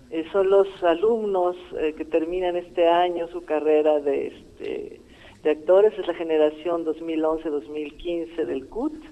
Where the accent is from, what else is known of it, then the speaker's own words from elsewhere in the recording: Greece; yo vengo desde Grecia y ellos trabajaron antes con el maestro Luis de Tavira